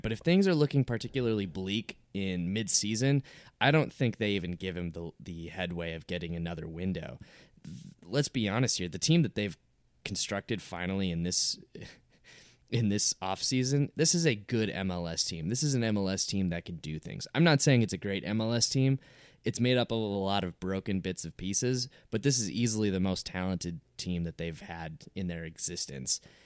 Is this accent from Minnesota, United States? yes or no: yes; Minneapolis, Minnesota, United States; I grew up in the Metrodome. Like, I grew up being in the Metrodome all the time